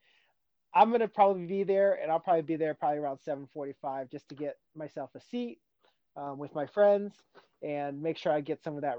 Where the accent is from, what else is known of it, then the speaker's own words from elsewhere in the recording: California, United States; moved away as an adult; also born or lived in Boston; now in Seattle, United States; I was going back to California, my hometown, for about a month before I started my first job in Boston.